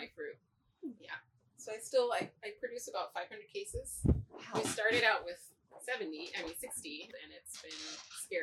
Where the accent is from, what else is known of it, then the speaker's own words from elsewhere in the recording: Oregon, United States; growing up in Oregon, of course I'm environmentalist by birth here